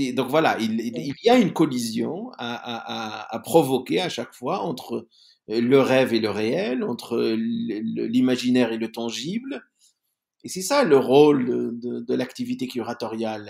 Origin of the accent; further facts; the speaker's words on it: Algeria; je viens de l'Algérie.